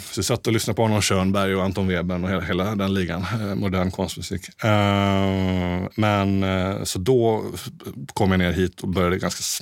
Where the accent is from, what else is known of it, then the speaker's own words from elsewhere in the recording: Småland, Sweden; now in Stockholm, Sweden; Men jag ville hem och jag är ändå smålänning.